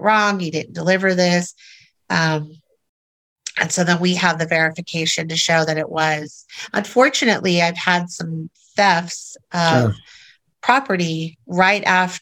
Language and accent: English; Orange County, California, United States; moved away as an adult; also born or lived in Minnesota / Texas / Seattle; Born and raised in Orange County, California